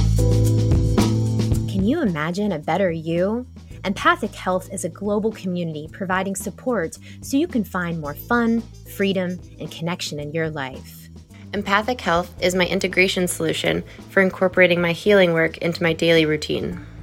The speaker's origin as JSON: {"language": "English", "region": "Pennsylvania", "country": "United States", "said": "we're both from Pennsylvania"}